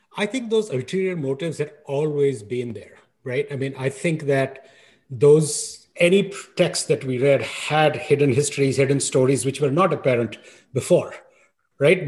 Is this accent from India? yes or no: yes; New Delhi, Delhi, India; I grew up in New Delhi